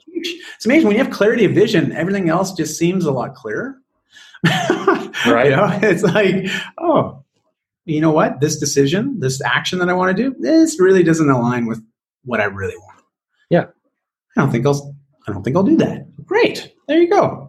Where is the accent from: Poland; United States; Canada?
Canada; also born or lived in Toronto / Vancouver; my my great great great grandparents were, were from Wales, and, uh, but I'm Canadian